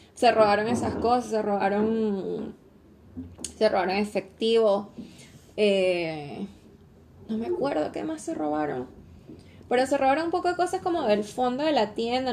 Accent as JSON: {"language": "Spanish", "country": "Venezuela", "moved": "yes", "lives_now": "Chile", "said": "como venezolana no estoy acostumbrada a los temblores todavía"}